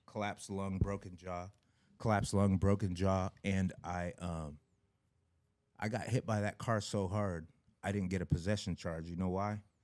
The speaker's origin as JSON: {"language": "English", "town": "Issaquah", "region": "Washington", "country": "United States", "said": "I'm from Issaquah, Washington, raised by white parents"}